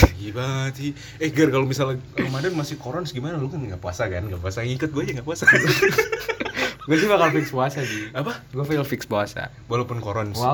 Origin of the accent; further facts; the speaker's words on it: Banten, Indonesia; Kalau gini gue dari Banten coy lagi